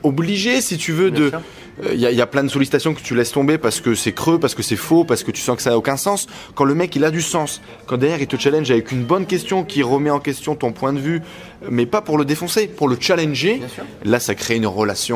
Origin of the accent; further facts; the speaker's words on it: Vercors, Auvergne-Rhône-Alpes, France; also born or lived in Douchy; Je viens du fond du Vercors